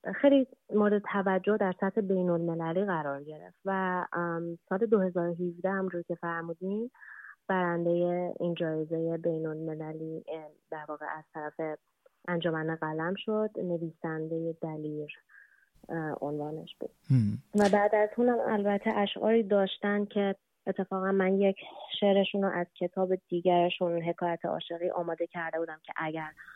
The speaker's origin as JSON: {"language": "Persian", "country": "Iran", "said": "ایران وطن ماست ایران کشور ماست ما قبل از هر چیز ایرانی هستیم"}